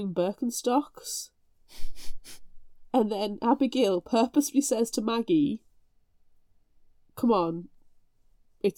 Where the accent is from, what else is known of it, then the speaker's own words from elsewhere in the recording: United Kingdom; I'm British and we like our slippers